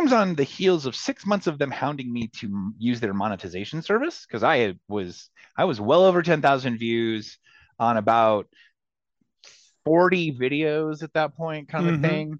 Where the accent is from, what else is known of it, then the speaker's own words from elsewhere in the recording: North Central Texas, United States; growing up in North Central Texas, kinky and queer and punk rock